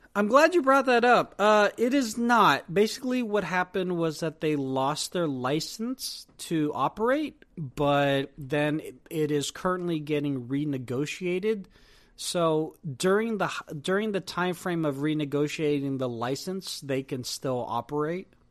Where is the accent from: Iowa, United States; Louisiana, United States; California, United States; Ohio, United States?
California, United States; Silicon Valley; being from Silicon Valley